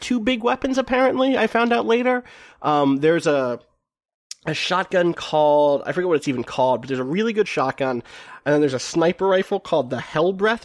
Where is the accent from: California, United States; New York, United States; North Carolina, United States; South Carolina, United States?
New York, United States; I'm from New York